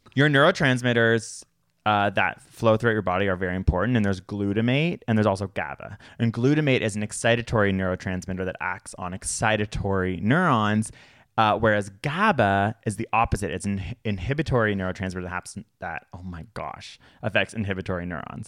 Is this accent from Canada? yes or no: yes; Toronto, Ontario, Canada; where I grew up in Toronto